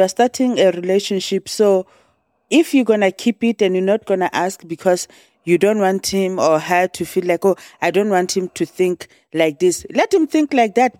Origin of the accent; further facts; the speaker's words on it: South Africa; moved away; I'm from South Africa